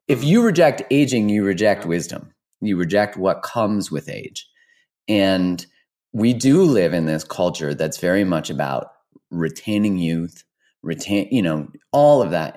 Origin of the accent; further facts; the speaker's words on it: Canada; as a Canadian